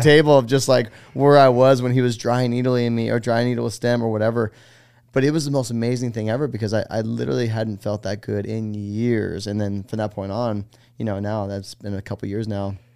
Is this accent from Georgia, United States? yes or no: no; Los Gatos, California, United States; moved away as an adult; now in Greenville, United States; from California, a town called Los Gatos